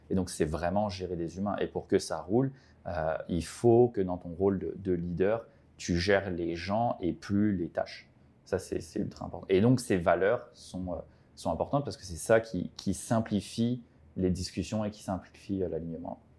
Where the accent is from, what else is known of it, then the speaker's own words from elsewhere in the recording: French Polynesia; also born or lived in France / Quebec; now in Montreal, Canada; je viens de France, j'ai grandi à Tahiti